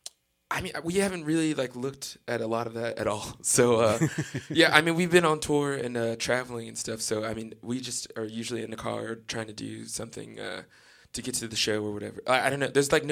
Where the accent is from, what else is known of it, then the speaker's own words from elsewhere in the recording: Florida, United States; moved away as an adult; also born or lived in Virginia; now in New Orleans, United States; I grew up in Florida. Yeah, I was born in Virginia. I moved to Florida when I was a kid.